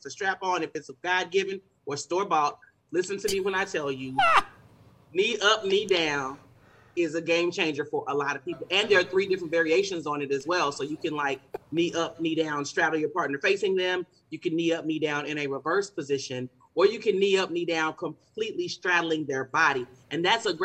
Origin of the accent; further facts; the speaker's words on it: Texas, United States; I'm from Texas